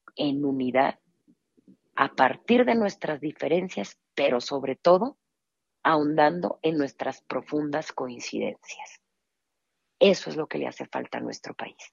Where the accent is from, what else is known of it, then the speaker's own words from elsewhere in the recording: Mexico; nuestra identidad como mexicanos